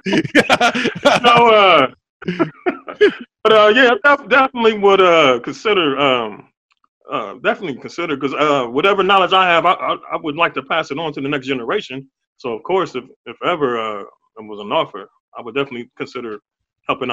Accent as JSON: {"language": "English", "region": "Ohio", "country": "United States", "tie": "born or raised there", "said": "when I grew up in Ohio, like, I didn't have a lot of resources"}